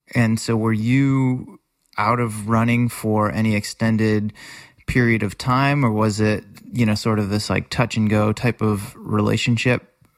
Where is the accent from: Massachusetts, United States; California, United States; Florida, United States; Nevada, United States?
Massachusetts, United States; Worcester; the community in general, where I grew up in Worcester, Massachusetts. I practically lived at the Friendly House as a kid